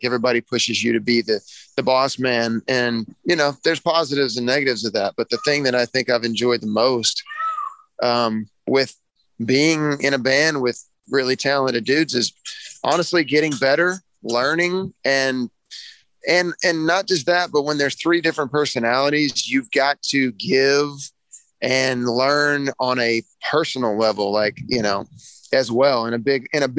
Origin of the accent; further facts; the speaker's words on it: Texas, United States; I'm from Texas